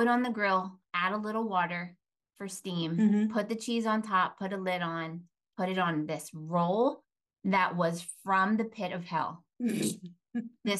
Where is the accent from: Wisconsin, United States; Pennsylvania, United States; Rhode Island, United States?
Pennsylvania, United States; Philadelphia; moved away as an adult; also born or lived in Berks County, Pennsylvania; I grew up in Philly.